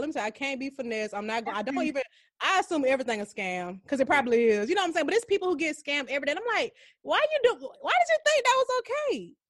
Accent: Atlanta, Georgia, United States; I'm glad I'm from the hood. I'm glad I'm from Atlanta.

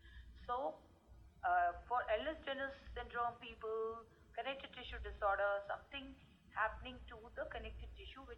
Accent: India; I come from India

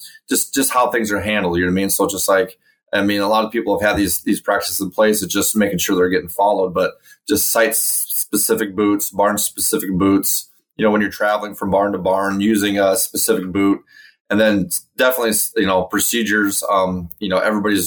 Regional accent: Carroll, Iowa, United States; I'm from Carroll, Iowa. That's in the west central part of Iowa. My family's been in agricultural since the late 40s here, so I've been a lifelong resident of Western Iowa

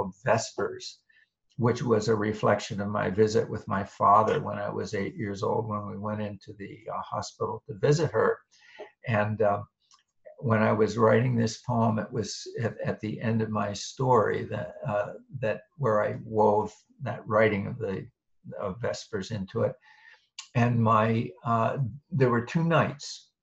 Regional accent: State College, Pennsylvania, United States; now in Boston, United States; I grew up in State College, Pennsylvania, Central Pennsylvania, the same town where Penn State University is located.

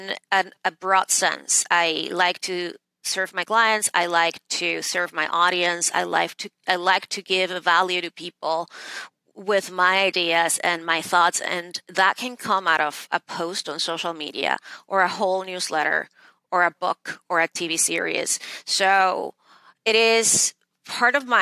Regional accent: Venezuela; moved away as an adult; now in New York City, United States; I was born and raised in Venezuela, and I moved to the States in the late 90s to attend Harvard Law School

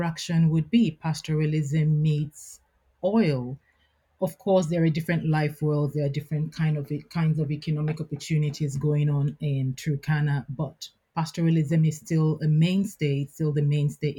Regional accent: Nigeria; I'm Nigerian

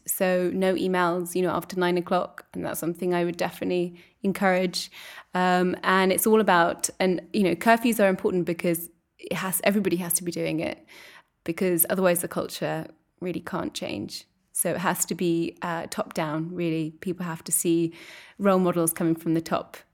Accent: England, United Kingdom; moved away as an adult; also born or lived in Edinburgh; now in Brussels, Belgium; I'm English and I'm living here in Brussels

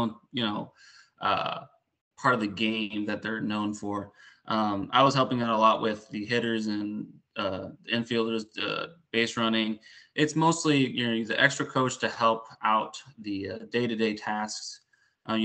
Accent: Puerto Rico; moved away; also born or lived in Houston; But I grew up in Puerto Rico, a little bit in Houston, mostly in Puerto Rico. And just grew up bilingual

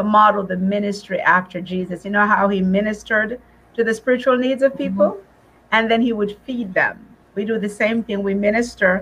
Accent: Jamaica; moved away; when I first came from Jamaica many years ago and I was in school, people would follow me everywhere so they could hear my accent.

